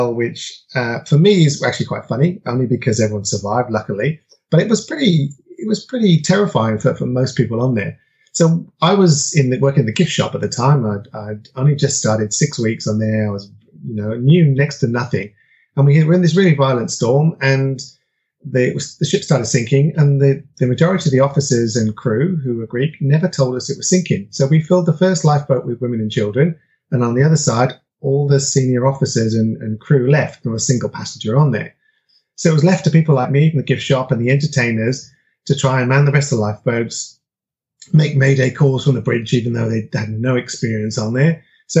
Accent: United Kingdom; I'm originally from United Kingdom, but my parents traveled around quite a bit within there.

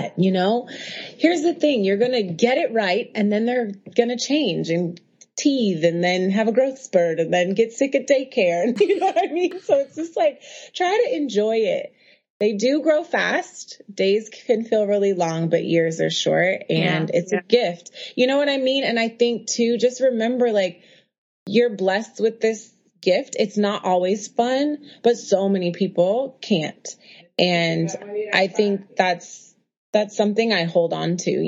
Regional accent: Oakland, California, United States; also born or lived in Harlem, New York; now in New York, United States; I'm a girl from Oakland who lives in Harlem

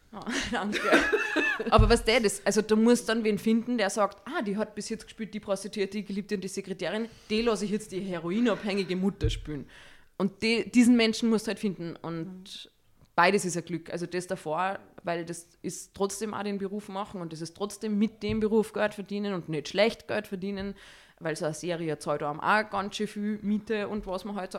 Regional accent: Salzburg, Austria; ich komme aus Salzburg ich bin 35 Jahre alt und ich bin Schauspielerin.

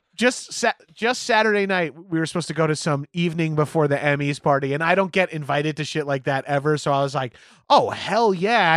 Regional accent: New York, United States; now in Los Angeles, United States; as East Coast, as New Yorkers

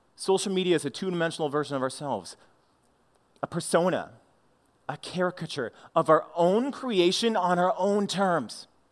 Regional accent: St. Louis, Missouri, United States; I was the awkward kid growing up in Saint Louis.

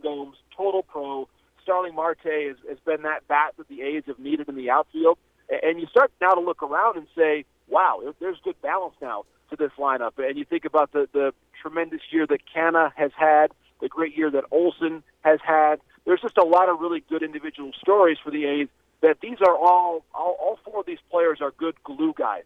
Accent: Midwest, United States; the Midwesterner myself

